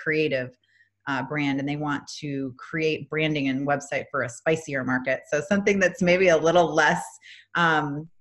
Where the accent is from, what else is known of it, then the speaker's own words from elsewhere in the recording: Minnesota, United States; now in Atlanta, United States; I'm originally from Minnesota. I live in Atlanta, Georgia.